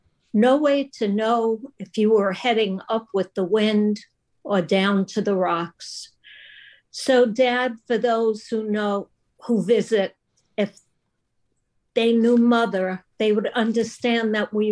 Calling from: Bluffton, South Carolina, United States; Bluffton, South Carolina, near Hilton Head.

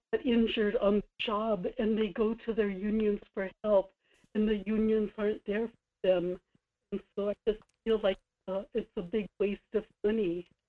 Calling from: Kodiak, Alaska, United States; in Kodiak.

